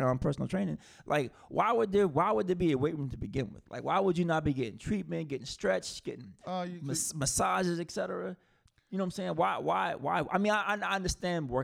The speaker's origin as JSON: {"language": "English", "region": "South Carolina", "country": "United States", "said": "Shout out to my home state"}